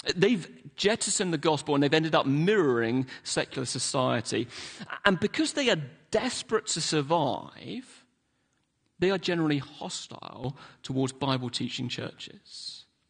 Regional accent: London, United Kingdom; also born or lived in Hillingdon; now in Manchester, United Kingdom; I didn't grow up in Manchester. I grew up in London

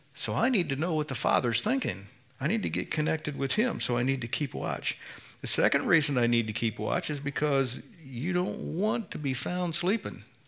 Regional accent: Indiana, United States; I'm from Indiana. we say pop

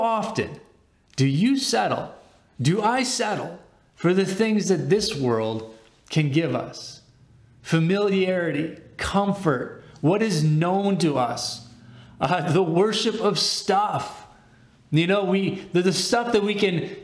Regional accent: Winnipeg, Manitoba, Canada; moved away as an adult; also born or lived in Dallas, Texas; I grew up in Winnipeg. My high school years from grade 8 to 12 were in Winnipeg

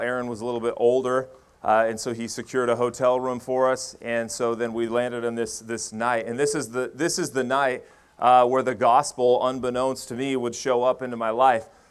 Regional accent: Medford, Oregon, United States; I grew up here in Oregon. I, uh, was born in Medford, Oregon

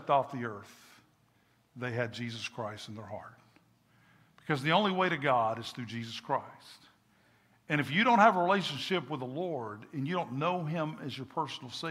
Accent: Kentucky, United States; moved away; I'm from Kentucky

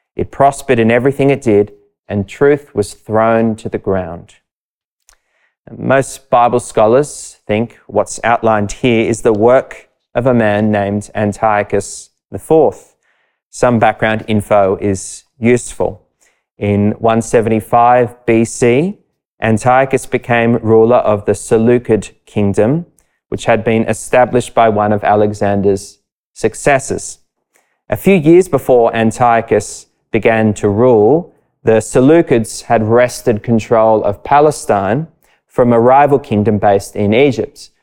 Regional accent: Sydney, New South Wales, Australia; I grew up not far from Bronte Beach

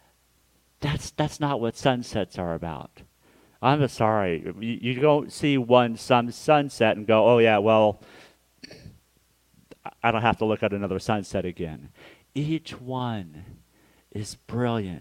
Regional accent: Hutchinson, Kansas, United States; moved away; my hometown of Hutchinson, Kansas

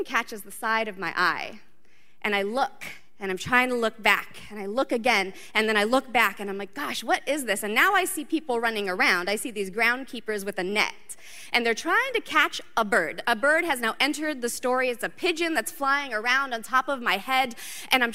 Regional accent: Southern California, United States; moved away; I grew up in Southern California

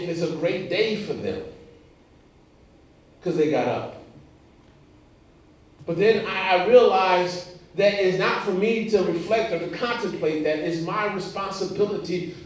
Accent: Los Angeles, California, United States; moved away; also born or lived in Indiana / South Carolina; I grew up in Los Angeles, California

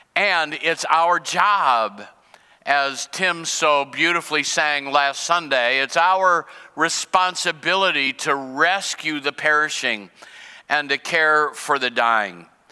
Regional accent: United States; as an American and as a Christian

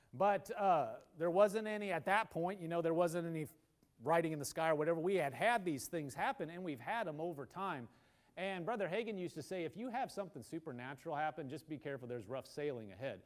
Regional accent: Nebraska, United States; now in Oklahoma, United States; I'm from Nebraska.

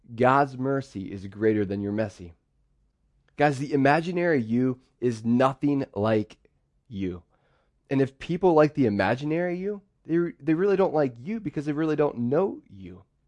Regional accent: Pittsburgh, Pennsylvania, United States; So I grew up in Pittsburgh

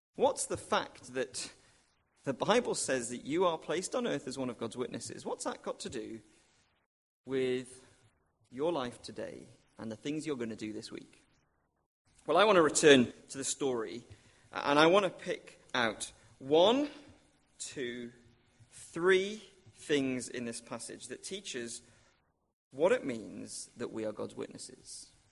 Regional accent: Wrexham, Wales, United Kingdom; moved away; when I used to live with my parents, um, it was in North Wales, and I used to sometimes go and watch my hometown football club, um, Wrexham

